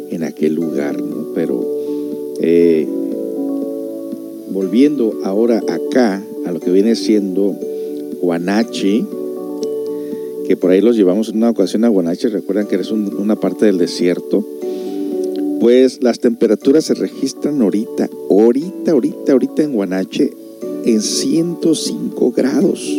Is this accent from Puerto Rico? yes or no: no; Mexico; moved away; cuando yo vine de México, ella estaba bien chiquitilla.